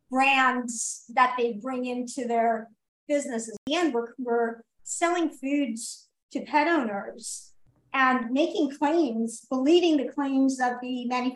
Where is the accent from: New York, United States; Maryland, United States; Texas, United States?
New York, United States; New York City; especially in New York, I'm a New Yorker.